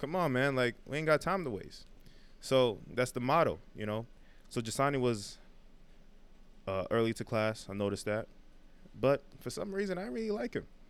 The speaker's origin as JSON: {"language": "English", "town": "New York City", "region": "New York", "country": "United States", "tie": "born or raised there", "lives_now": "Manhattan, United States", "said": "my whole life I grew up in Brooklyn, uh, Crown Heights"}